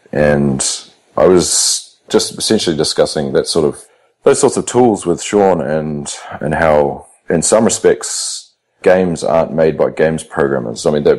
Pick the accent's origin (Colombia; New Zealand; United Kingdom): New Zealand; now in Australia; I'm almost an Aussie. I've been here for 10 years or nearly 10 years. So, and considering becoming a citizen, so I'll be an adopted Aussie at some point.